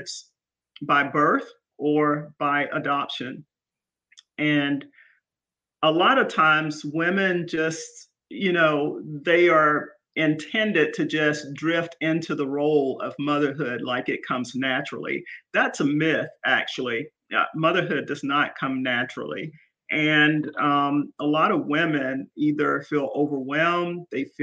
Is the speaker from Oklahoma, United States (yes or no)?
no; Columbus, Georgia, United States; now in Pooler, United States; I grew up in Columbus, Georgia. I am a Georgia peach.